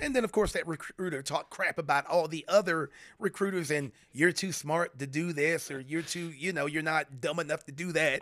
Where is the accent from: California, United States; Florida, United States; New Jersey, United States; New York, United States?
Florida, United States; moved away as an adult; growing up in Florida